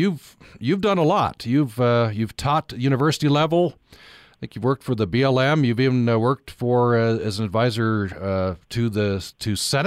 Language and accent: English; Vernal, Utah, United States; Well, I grew up in Vernal, so I know Jensen well.